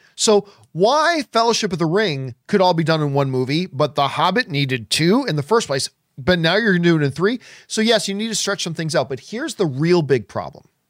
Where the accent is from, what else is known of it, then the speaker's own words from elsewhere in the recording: Hamilton, Ontario, Canada; My hometown of Hamilton, Ontario, Canada